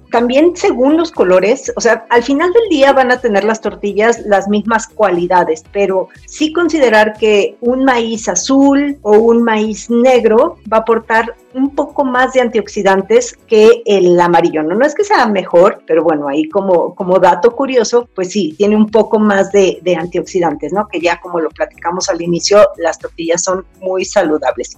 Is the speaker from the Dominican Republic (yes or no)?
no; Mexico; mi país, México